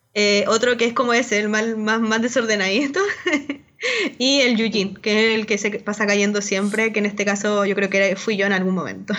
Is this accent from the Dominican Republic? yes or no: no; Chuquicamata, Antofagasta, Chile; en Chucky, donde yo vivía, Camata, para los que no les he contado un poco, que era el pueblo minero donde yo nací